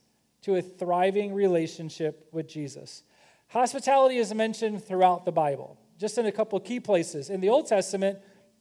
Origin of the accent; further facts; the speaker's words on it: Kentucky, United States; I'm from Kentucky